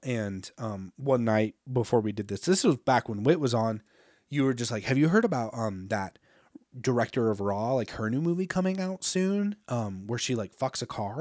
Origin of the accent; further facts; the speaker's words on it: United States; as an American